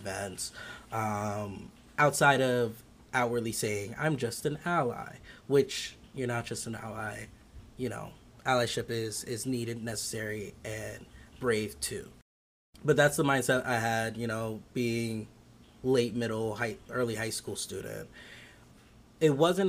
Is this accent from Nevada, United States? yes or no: no; upstate New York, United States; born and raised in upstate New York.